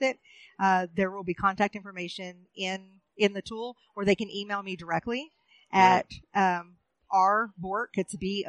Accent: Oklahoma, United States; moved away as an adult; also born or lived in Pine Ridge Reservation / Standing Rock; I'm originally from Oklahoma

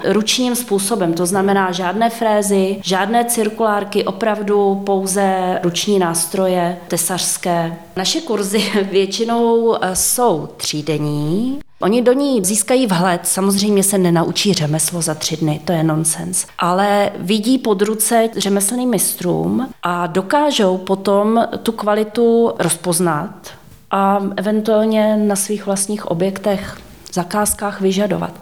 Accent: Netolice, South Bohemian Region, Czechia; já pocházím z kraje eh, od Netolic, kde je Kratochvíle

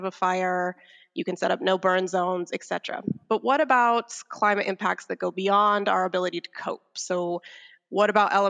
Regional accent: United States; I'm an American

